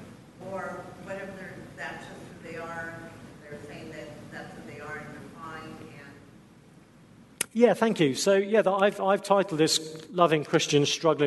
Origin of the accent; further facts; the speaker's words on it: England, United Kingdom; We're English